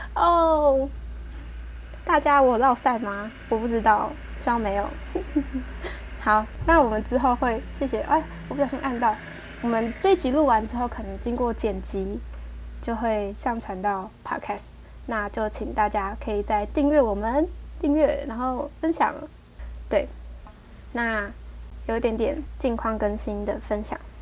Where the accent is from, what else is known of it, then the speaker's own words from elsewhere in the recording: Taiwan; accent: Taiwanese Mandarin; 我讲话有台湾国语